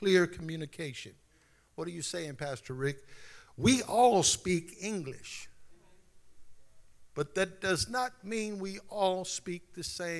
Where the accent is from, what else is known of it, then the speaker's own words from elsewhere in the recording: Baton Rouge, Louisiana, United States; accent: Louisiana; now in San Antonio, United States; I'm from Baton Rouge, Louisiana."